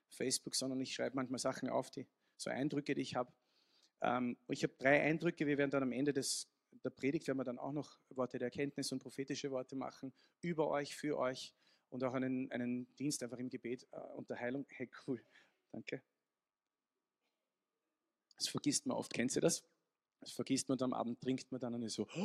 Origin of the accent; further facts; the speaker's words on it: Vienna, Austria; Also ich bin so österreichisch und englisch und ein bisschen italienisch und genau. Ja, also klassischer Wiener